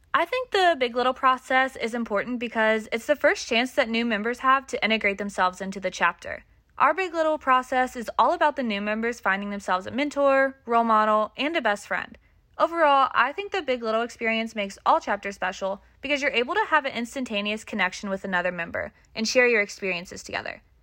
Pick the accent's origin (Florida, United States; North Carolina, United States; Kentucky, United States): Kentucky, United States; Louisville; I am from Louisville, Kentucky.